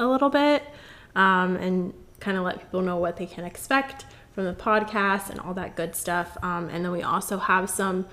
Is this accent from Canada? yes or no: no; Florida, United States; I was born and raised in Florida. I've lived here my whole life.